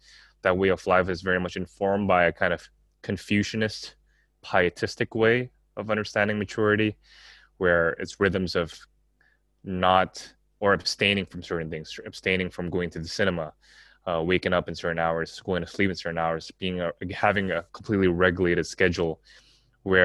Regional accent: Jakarta, Indonesia; also born or lived in Singapore; Just thinking about my own Asian context and growing up in Jakarta, Singapore, and also knowing some of the church backgrounds here and the seminaries here

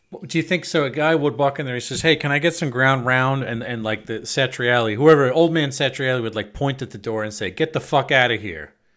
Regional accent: Long Island, New York, United States; moved away as an adult; now in Netherlands; I grew up on Long Island

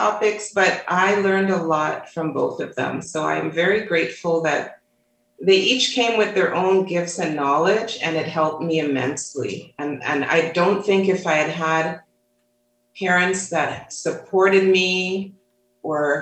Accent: Toronto, Ontario, Canada; growing up in Toronto, Canada

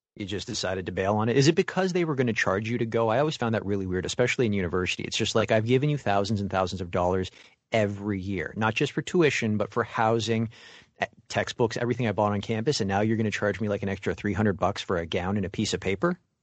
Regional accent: Mississauga, Ontario, Canada; If you ever fly to Toronto, you're gonna land in my hometown.

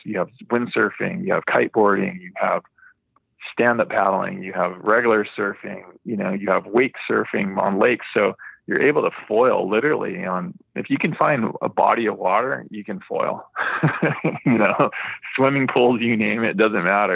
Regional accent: Hawaii, United States; I grew up surfing in Hawaii

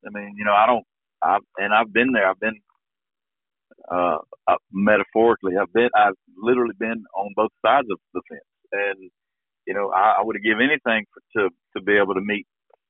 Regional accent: Georgia, United States; now in Eagleville, Tennessee, United States; when I was growing up in Georgia

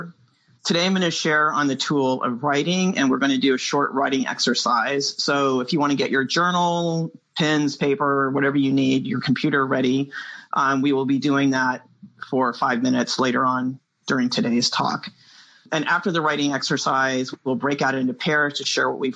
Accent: San Francisco Bay Area, California, United States; I'm from the San Francisco Bay Area

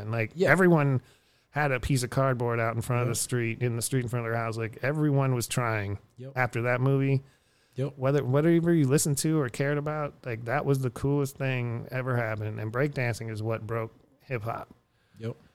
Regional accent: Erie, Pennsylvania, United States; born or raised there; also born or lived in Houston, Texas; now in Austin, United States

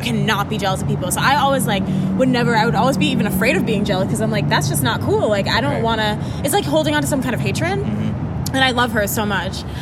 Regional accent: Jamaica; I'm Jamaican

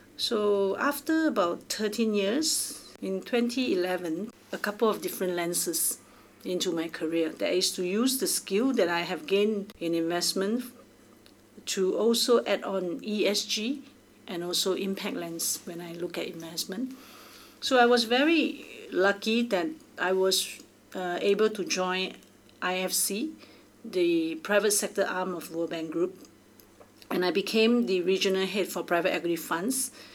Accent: Singapore; I'm from Singapore

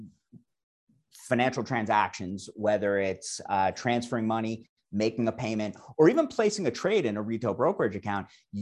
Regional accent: New York City, New York, United States; moved away as an adult; also born or lived in I'm a New Yorker; now in Claremont, United States; I'm from the New York City area originally, got my start on Wall Street 20 years ago

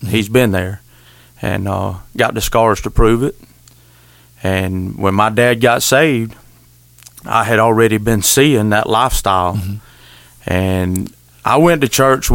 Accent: Wakulla County, Florida, United States; accent: country twang; We're all from Wakulla County except Tater

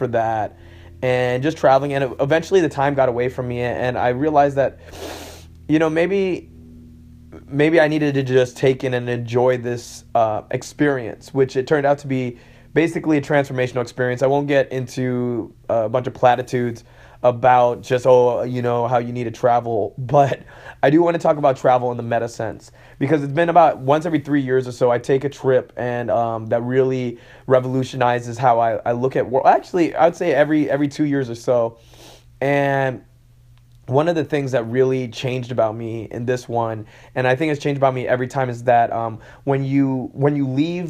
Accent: Hong Kong; also born or lived in London / Texas / Malaysia; Now, I'm originally from London. I was born in London and I was raised in Hong Kong. Then I spent time in Texas, and then I moved to Malaysia.

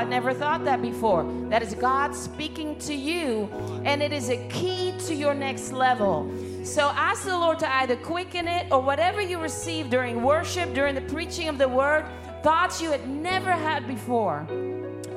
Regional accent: Netherlands; I'm from Holland

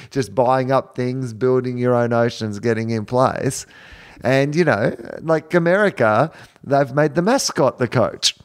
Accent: Australia; I'm from Australia where we have terrible internet download speeds

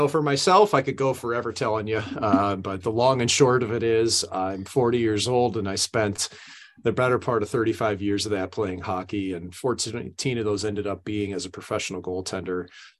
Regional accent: St. Louis, Missouri, United States; But I grew up in St. Louis, Missouri.

